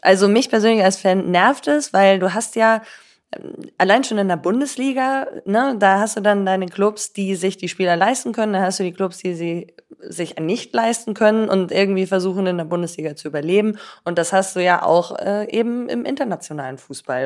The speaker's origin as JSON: {"language": "German", "town": "Cologne", "region": "North Rhine-Westphalia", "country": "Germany", "tie": "born or raised there", "also_born_or_lived": "Switzerland", "said": "ich bin ja in Deutschland aufgewachsen"}